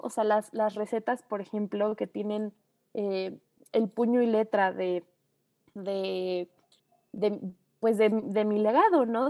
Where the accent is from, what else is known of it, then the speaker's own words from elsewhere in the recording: Mexico; quiénes somos como mexicanos